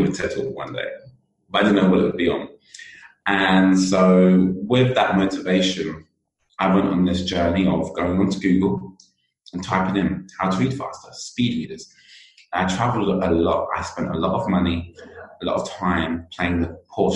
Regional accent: United Kingdom; accent: British; you can definitely tell I'm British with my accent

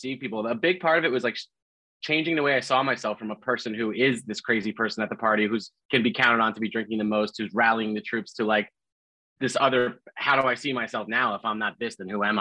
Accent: New Jersey, United States; I was in my hometown in New Jersey where I'd grown up.

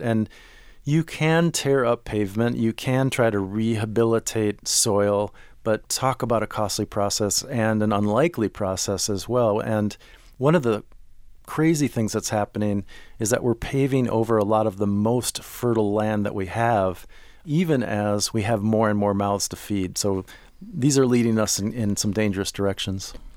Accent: Minneapolis, Minnesota, United States; I grew up in Minneapolis

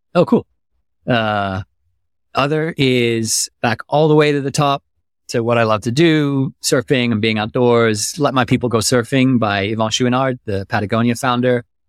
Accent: Germany; moved away; I grew up in Germany

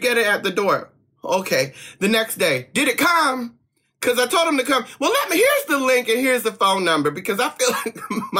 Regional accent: East Coast, United States; now in West Coast, United States; I'm very glad I grew up on the East Coast and then moved to the West Coast so I could learn to chill out

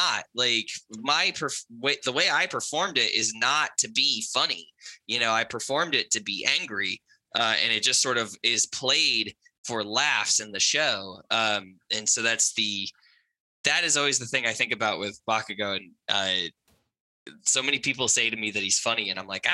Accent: New England, United States; I grew up in New England in just like a small town

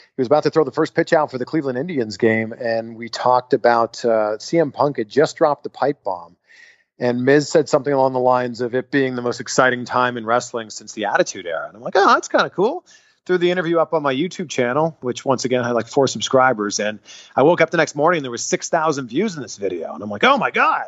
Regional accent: Canada; I'm from Canada

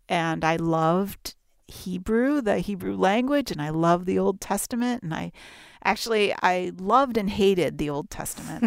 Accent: Toronto, Ontario, Canada; I'm Canadian, my family grew up in and around Toronto

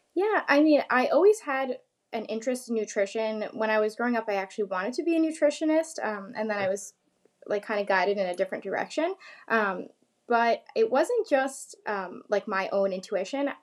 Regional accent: New York, United States; I'm from New York

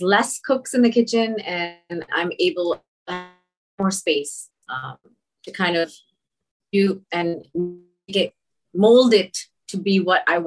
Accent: Toronto, Ontario, Canada; I'm from Toronto.

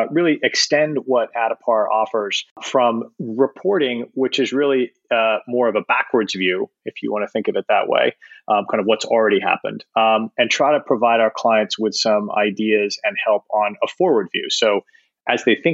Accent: Canada; moved away as an adult; also born or lived in Toronto; now in New York, United States; I'm Canadian, and I started my career in Toronto with McKinsey & Company as a consultant.

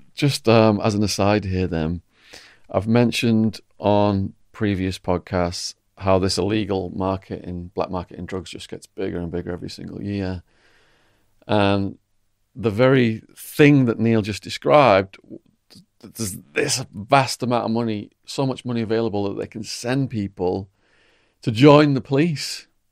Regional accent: England, United Kingdom

